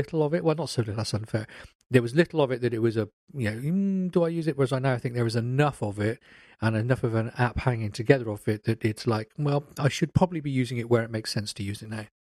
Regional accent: United Kingdom; I'm British

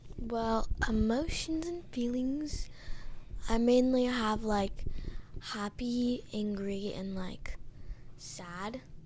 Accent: Hawaii, United States; I'm ten years old. I'm from Hawaii.

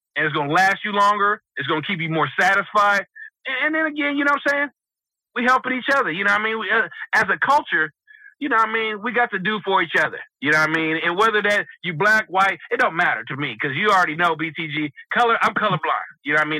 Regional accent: West Coast, United States; I'm from the West Coast

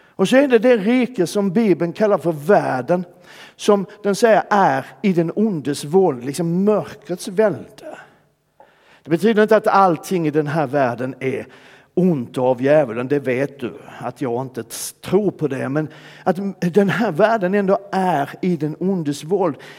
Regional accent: Skåne, Sweden; De flesta av dem ligger i Skåne, där jag kommer ifrån.

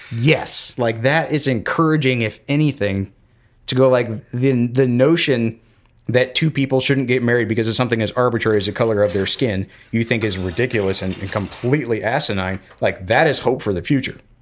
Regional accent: Florida, United States; moved away as an adult; also born or lived in Alabama / Georgia; now in Kentucky, United States; growing up in the South. In, in Florida, I've lived in Alabama and Georgia and now Kentucky

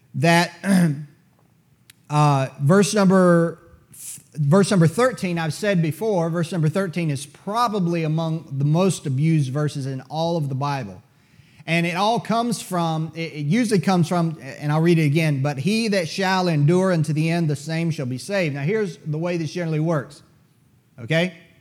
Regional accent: United States; as an American

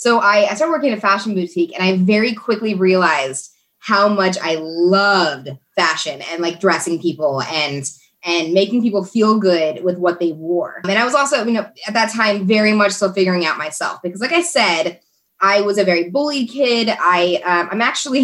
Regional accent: Houston, Texas, United States; also born or lived in Oklahoma / Fort Worth / Dallas / San Antonio; I mostly grew up in Texas, and I kind of lived all over. I grew up a little bit in Fort Worth, in Dallas, in San Antonio, other places

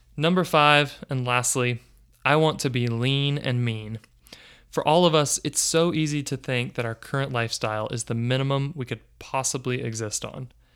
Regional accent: United States; I'm an American

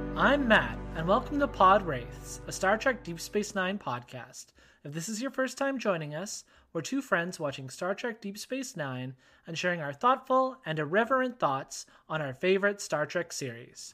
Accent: Canada; accent: Canadian; where i'm from listeners if you haven't figured it out yet by the by my accent canada

